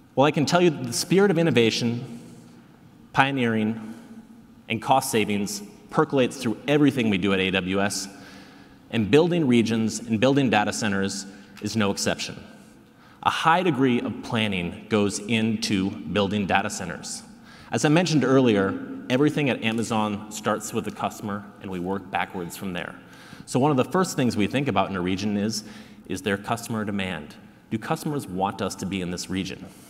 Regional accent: South Dakota, United States; now in Seattle, United States; I was born and raised in South Dakota

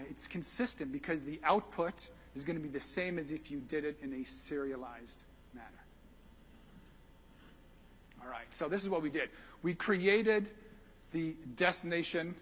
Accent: Texas, United States; I'm from Texas

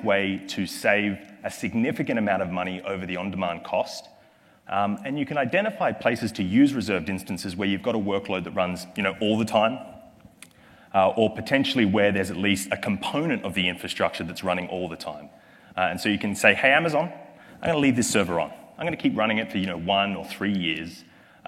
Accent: Australia; accent: Australian; my accent is from Australia

